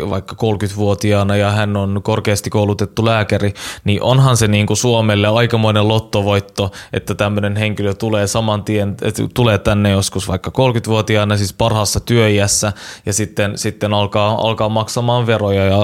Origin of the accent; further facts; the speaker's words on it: Helsinki, Uusimaa, Finland; mutta oon kasvanut Itä-Helsingissä ja siellä äh, monet kaverit ja niiden, niiden vanhemmat on ollut pakolaistaustaisia.